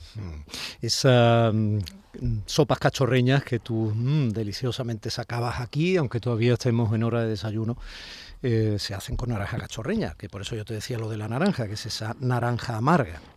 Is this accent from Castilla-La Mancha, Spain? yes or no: no; Málaga, Andalusia, Spain